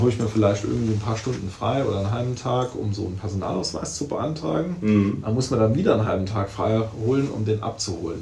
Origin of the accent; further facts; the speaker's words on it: St. Wendel district, Saarland, Germany; Also ich komme aus dem Landkreis St. Wendel.